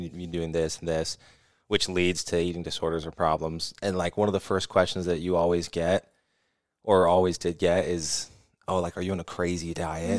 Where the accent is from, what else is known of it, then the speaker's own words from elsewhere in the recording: California, United States; we're from California, so I grew up on